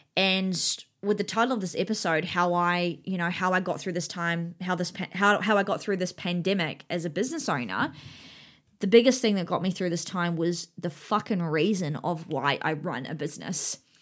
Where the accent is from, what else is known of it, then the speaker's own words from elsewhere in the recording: New Zealand; now in Australia; I'm from New Zealand and I live here in Australia with my husband and my daughter, um, but my whole family still lives in New Zealand.